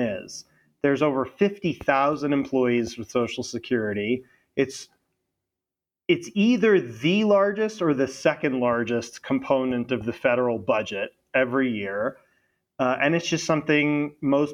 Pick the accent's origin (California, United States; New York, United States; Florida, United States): Florida, United States; also born or lived in London; I am from Florida, and I went to college in Florida at Florida State